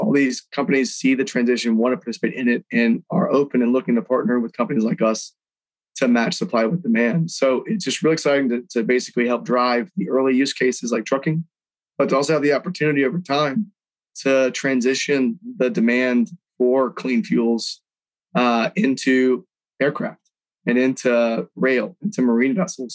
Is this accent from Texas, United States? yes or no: yes; Houston, Texas, United States; born and raised in Houston, Texas